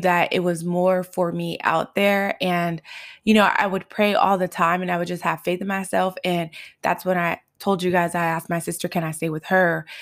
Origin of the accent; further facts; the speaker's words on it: Los Angeles, California, United States; growing up in South Central and Highland Park